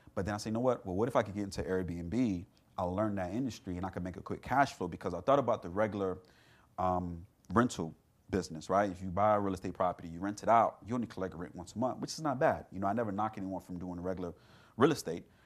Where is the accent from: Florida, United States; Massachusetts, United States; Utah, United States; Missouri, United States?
Florida, United States; South; I grew up in South Florida